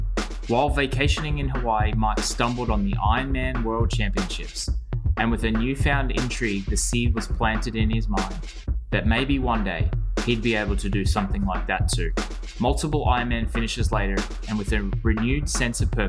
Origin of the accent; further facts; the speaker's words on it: Australia; growing up in Australia